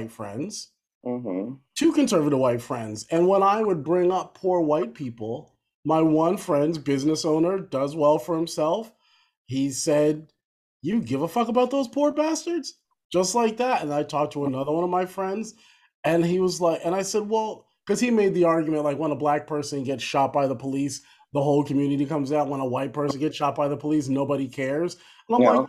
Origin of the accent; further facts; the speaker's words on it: New Jersey, United States; moved away as an adult; also born or lived in New York / Boston, Massachusetts; now in Philadelphia, United States; born in Philly, growing up in New Jersey